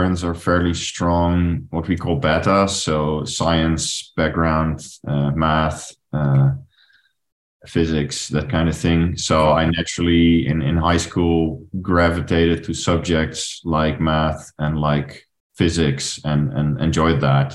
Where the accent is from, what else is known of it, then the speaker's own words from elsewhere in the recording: Netherlands; moved away as an adult; also born or lived in Paris, France; I'm originally from the Netherlands